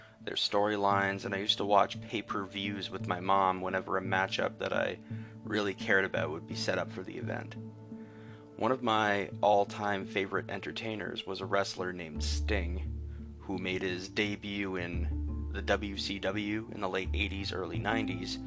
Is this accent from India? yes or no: no; Canada; being Canadian